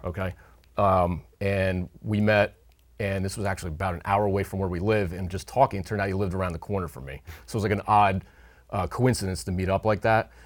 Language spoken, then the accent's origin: English; Hunterdon County, New Jersey, United States; moved away as an adult; now in Upper Bucks County, Pennsylvania, United States; grew up in Hunterdon County, New Jersey, but for the last fourteen years, I've made my home on the other side of the Delaware River in Upper Bucks County, Pennsylvania.